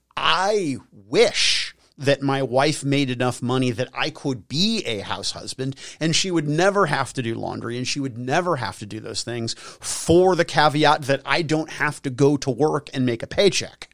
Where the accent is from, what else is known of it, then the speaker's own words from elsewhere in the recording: United States; I'm an American